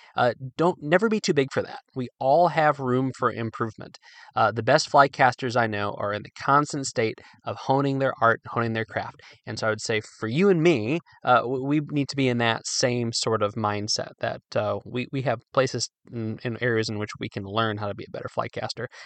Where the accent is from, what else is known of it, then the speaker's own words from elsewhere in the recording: Midwest, United States; moved away; also born or lived in Virginia; although I'm from the Midwest, Virginia is home